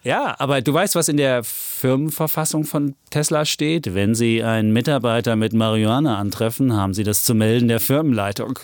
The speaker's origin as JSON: {"language": "German", "region": "Saxony", "country": "Germany", "said": "Ich als Sachse"}